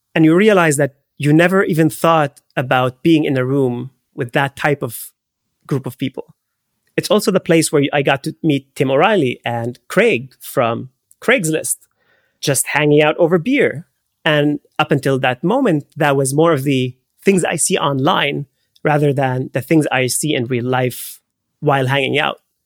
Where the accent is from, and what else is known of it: Haifa, Haifa District, Israel; born or raised there; moved away